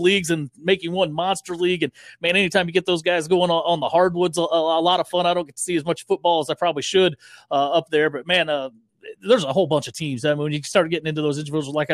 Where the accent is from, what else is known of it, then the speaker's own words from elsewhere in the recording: Lexington, Missouri, United States; I grew up in Lexington. It's a football community through and through, with multiple state titles